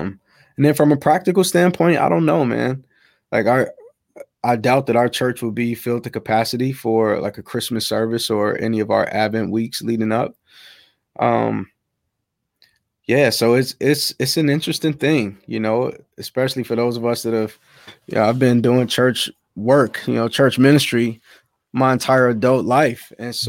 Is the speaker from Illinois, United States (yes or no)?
yes; Chicago, Illinois, United States; South side of Chicago. South side of Chicago, man.